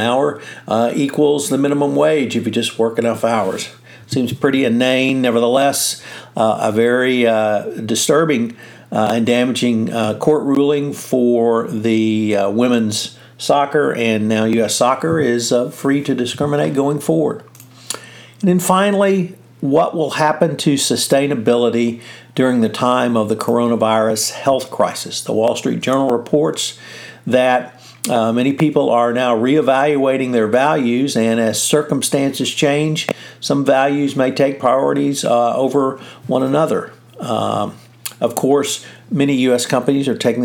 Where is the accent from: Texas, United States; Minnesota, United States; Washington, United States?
Texas, United States; as a Texan